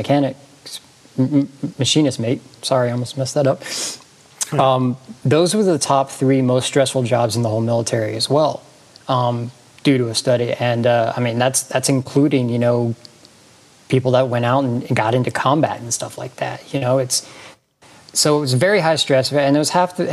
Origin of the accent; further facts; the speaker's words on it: Georgia, United States; I live in Georgia. I grew up in Georgia.